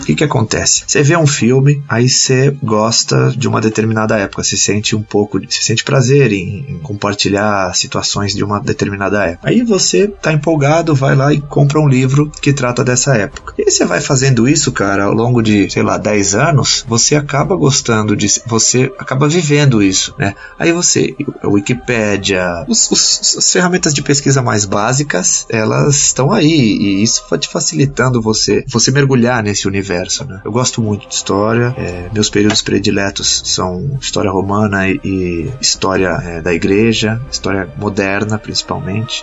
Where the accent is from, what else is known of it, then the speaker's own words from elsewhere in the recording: Santos, São Paulo, Brazil; now in São Paulo, Brazil; eu nasci em Santos em 1989.